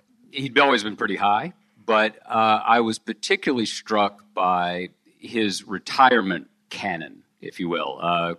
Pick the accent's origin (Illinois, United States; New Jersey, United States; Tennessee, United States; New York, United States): Tennessee, United States; And I'm from Tennessee, and we always say thank God for Alabama.